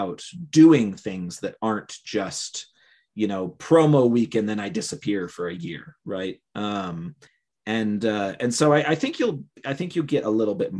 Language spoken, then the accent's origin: English; Cleveland, Ohio, United States; moved away as an adult; now in Utah, United States; I was born in Cleveland.